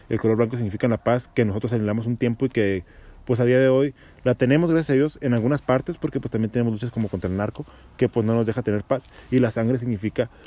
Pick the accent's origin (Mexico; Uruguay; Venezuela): Mexico; Santa María; yo me siento más orgulloso de ser de aquí de Santa María